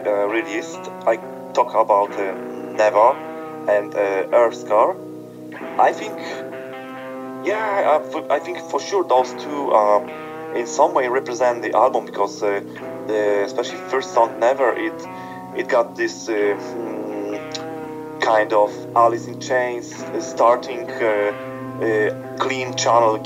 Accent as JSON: {"language": "English", "town": "Krakow", "region": "Lesser Poland", "country": "Poland", "tie": "born or raised there", "said": "spending time in my hometown Krakow here in Poland"}